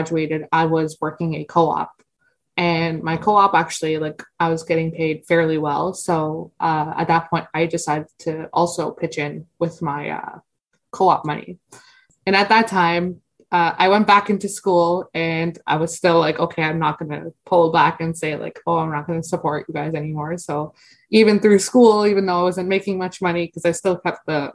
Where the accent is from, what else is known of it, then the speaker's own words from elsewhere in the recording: Stoney Creek, Ontario, Canada; also born or lived in India / Afghanistan; I'm 27 years old, and I'm from Stoney Creek, Ontario.